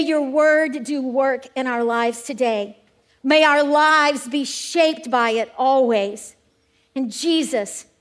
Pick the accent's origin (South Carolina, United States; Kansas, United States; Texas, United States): South Carolina, United States; Gaffney; I am from Gaffney, South Carolina